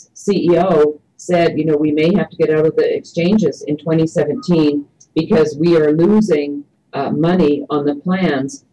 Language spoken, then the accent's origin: English; Canada; moved away; I grew up in Canada under Medicare for all, single-payer